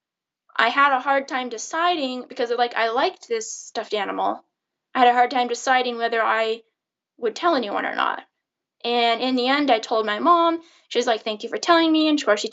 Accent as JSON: {"language": "English", "area": "the Northwest", "region": "Pacific Northwest", "country": "United States", "tie": "born or raised there", "moved": "as an adult", "lives_now": "Belgium", "said": "I grew up in the Northwest in the United States."}